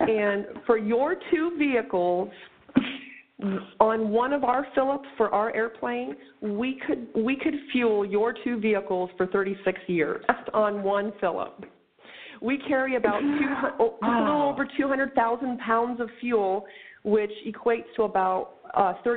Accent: North Platte, Nebraska, United States; I spent my years out at Lake Maloney, just south of North Platte, Nebraska

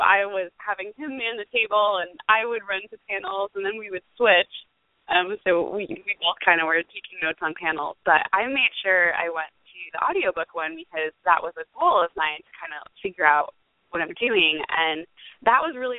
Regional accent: St. Augustine, Florida, United States; so she heard me saying that I'm from St. Augustine. Hey, that's where I'm from.

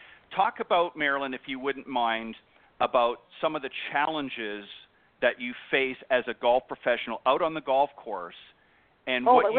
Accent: Canada; now in Panama City Beach, United States; I live in Panama City Beach, Florida, but I'm originally from Canada.

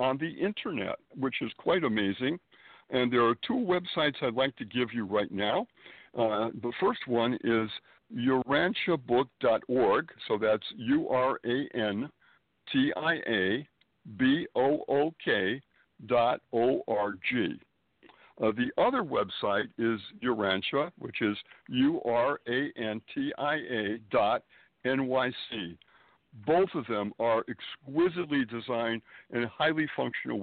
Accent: Springfield, Massachusetts, United States; moved away as an adult; also born or lived in Boston, Massachusetts; now in Manhattan, New York, United States; I was born and raised in New England, Springfield, Massachusetts, to be precise

